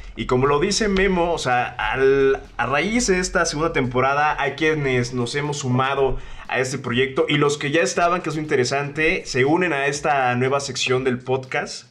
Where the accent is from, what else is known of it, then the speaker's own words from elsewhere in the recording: Veracruz, Mexico; accent: jarocho; moved away as an adult; now in Mexico City, Mexico; yo soy un jarocho que tiene aquí dos años casi viviendo en la Ciudad de México